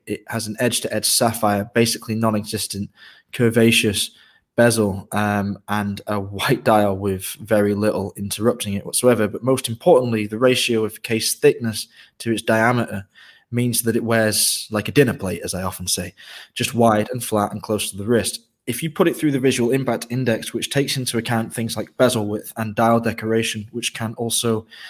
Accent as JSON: {"language": "English", "country": "Ireland", "tie": "born there", "said": "As I mentioned, I was born in Ireland, and I have a lot of affection for Irish music"}